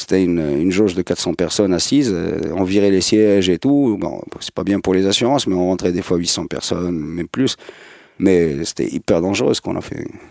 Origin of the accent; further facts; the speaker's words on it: Casablanca, Casablanca-Settat, Morocco; Je suis né en 72 à Casablanca, à La Folle plus précisément, les années 70 à Gauthier, des années 80 à Gauthier, les années 90 à Gauthier